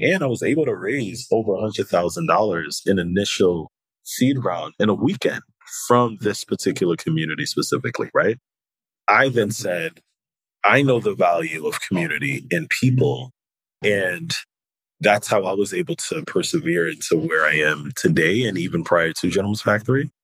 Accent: New York City, New York, United States; also born or lived in Haiti; I was born in Haiti and I came to America at the age of three. And the Haitian community, particularly in New York City and Brooklyn, um, is so connected

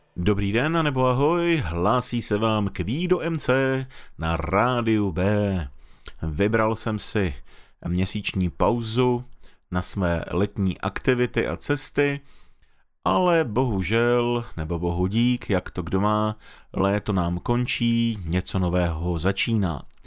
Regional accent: North Moravia, Czechia; jak jsem vyrůstal na Severní Moravě

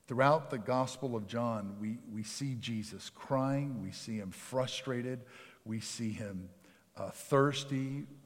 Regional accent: outside of Philadelphia, Pennsylvania, United States; moved away; I grew up outside of Philadelphia, Pennsylvania.

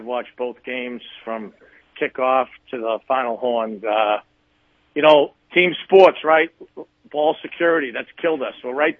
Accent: Boston, Massachusetts, United States; I did. I was a big hockey player growing up. Obviously, Boston's a heavy hockey area.

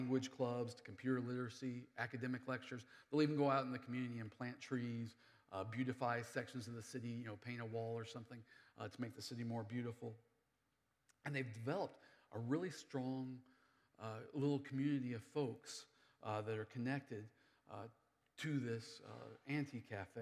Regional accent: United States; moved away; I live here in the city. I'm an American. I speak English really good.

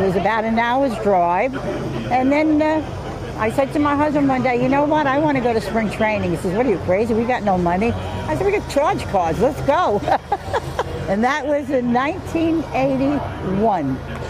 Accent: New York City, New York, United States; moved away as an adult; also born or lived in Long Island; now in Port St. Lucie, United States; I was born in Brooklyn, so I had the Brooklyn Dodgers. And then we got married and we started having kids. We went to Long Island

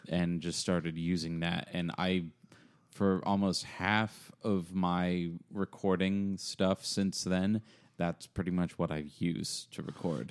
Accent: Apex, North Carolina, United States; also born or lived in Cary / Greensboro / Raleigh; now in Chapel Hill, United States; I grew up around the Triangle. Used to live over in Apex.

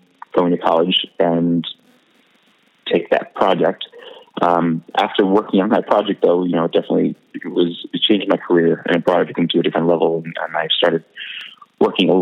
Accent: Los Angeles, California, United States; also born or lived in Brooklyn, New York; when my family moved to Los Angeles when I was about seven, I continued taking classes there

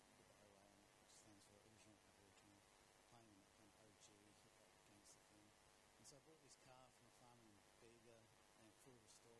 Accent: Greece; this is about my journey through various spaces and time and growing up in Greece.

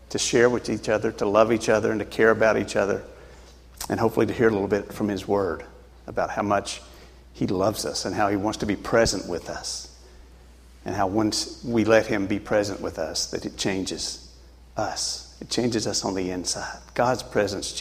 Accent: Tennessee, United States; moved away as an adult; now in New Hampshire, United States; I grew up in Tennessee, and that's a good state to be in, Tennessee. Anyway, so I grew up there and went through school, and I lived there until I was about 39 years old when I moved to New Hampshire.

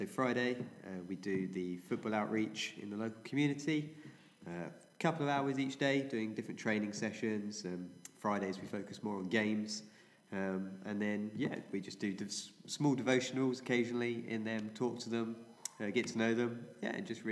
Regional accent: England, United Kingdom; moved away as an adult; now in Trinidad, Trinidad and Tobago; I'm from England, in Europe

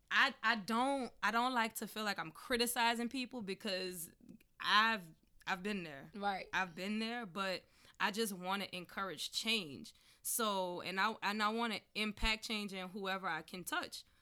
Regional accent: Southern United States, United States; growing up in the South, we eat everything.

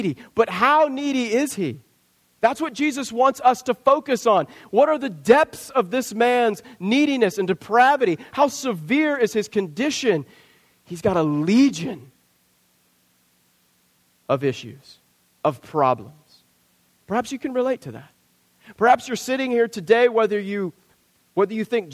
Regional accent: Southwest Kansas, United States; I grew up in Southwest Kansas, Tornado Alley

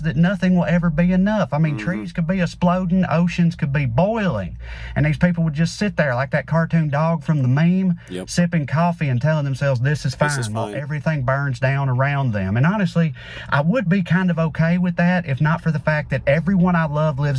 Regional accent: the South, United States; As a Southerner, it particularly drives me crazy that conservatives don't believe in climate change because where I'm from, conservatives love the outdoors.

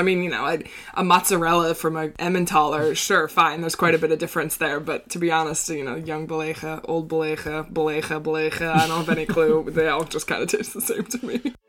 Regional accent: United States; now in Netherlands; as an American, the tax rates here are seem totally crazy high compared to what we pay at home.

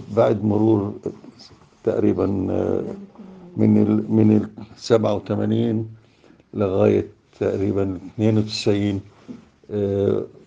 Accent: Jerusalem, Palestine; إحنا كفلسطينيين كأهالي حي الشيخ جراح

